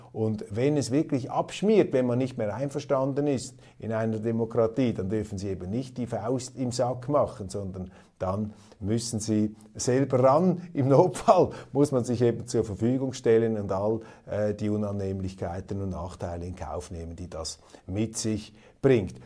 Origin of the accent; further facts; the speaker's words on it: Switzerland; Als Schweizer